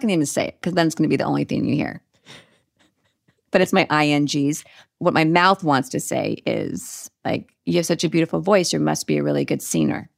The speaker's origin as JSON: {"language": "English", "region": "Northern California", "country": "United States", "said": "we're both from Northern California."}